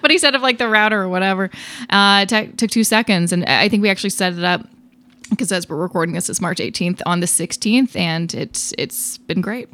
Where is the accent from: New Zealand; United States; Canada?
Canada; Vancouver, British Columbia; now in Toronto, Canada; I'm originally from Vancouver